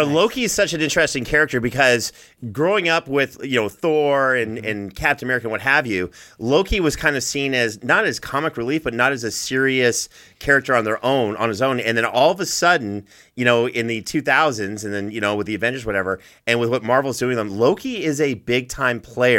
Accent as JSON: {"language": "English", "country": "Canada", "said": "I'm Canadian. I say things differently."}